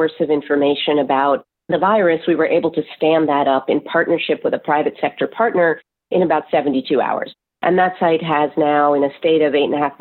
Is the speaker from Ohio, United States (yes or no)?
no; New Jersey, United States; New Jersey, which is my home state.